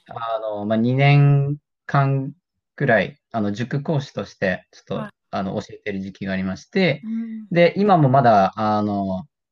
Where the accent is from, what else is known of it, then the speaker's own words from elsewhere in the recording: Japan; first language Japanese; 日本生まれの日本育ちの、えー、人